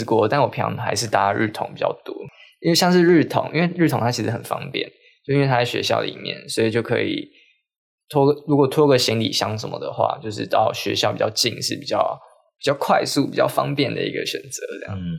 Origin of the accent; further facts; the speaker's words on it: northern Taiwan, Taiwan; moved away as an adult; now in Chiayi, Taiwan; 我跟小瓜，我们都是北部人